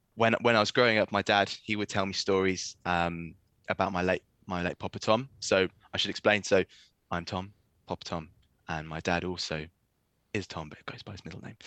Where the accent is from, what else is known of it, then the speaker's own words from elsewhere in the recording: East Anglia, East of England, United Kingdom; moved away; also born or lived in Wales; I'm I'm from uh, from East Anglia